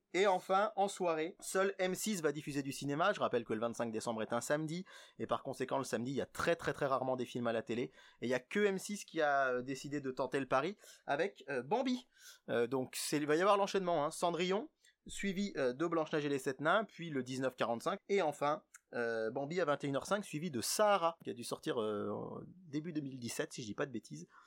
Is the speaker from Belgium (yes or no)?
no; France; chez nous, en France